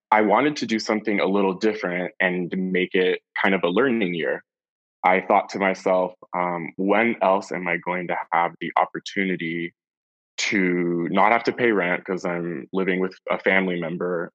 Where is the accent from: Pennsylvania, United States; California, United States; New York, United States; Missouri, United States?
California, United States; San Francisco; also born or lived in Los Angeles / Santa Barbara; I was born and raised in San Francisco, and then I moved to Los Angeles to go to college